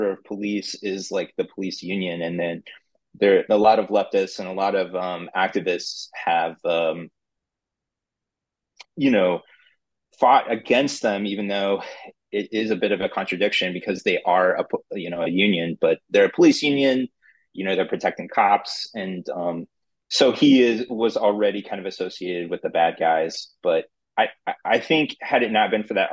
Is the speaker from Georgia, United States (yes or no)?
yes; Atlanta, Georgia, United States; moved away; also born or lived in Chicago / San Francisco; growing up in a very PC part of Atlanta